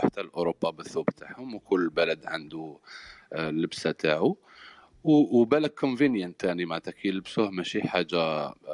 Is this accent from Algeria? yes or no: yes; Algeria